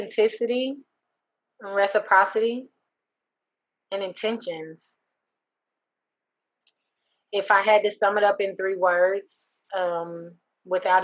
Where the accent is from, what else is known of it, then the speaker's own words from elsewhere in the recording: Texas, United States; also born or lived in Houston, Texas / Dallas, Texas; I was born in Jefferson Davis Hospital. Grew up in Heim Clark, right there on Trail Lake